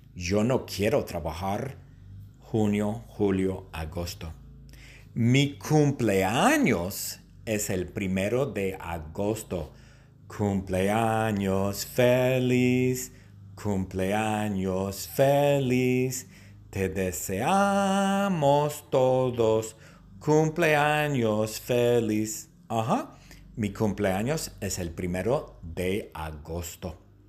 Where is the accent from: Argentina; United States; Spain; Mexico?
United States; Long Beach, California; Yo nací en Long Beach, en el hospital que se llama St. Mary's